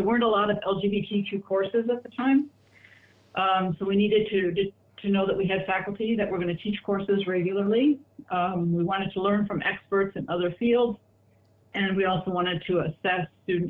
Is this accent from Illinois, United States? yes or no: yes; Chicago, Illinois, United States; I was born in Chicago, Illinois in 1946